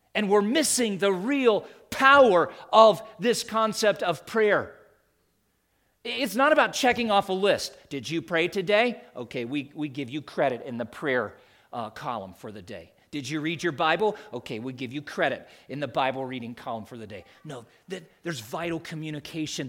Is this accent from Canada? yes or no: no; the East, United States; moved away as an adult; I grew up in the East